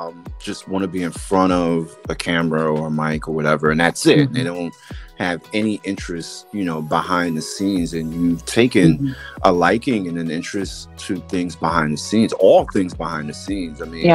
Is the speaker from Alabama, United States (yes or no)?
no; New York City, New York, United States; growing up in New York City, and it was crazy growing up.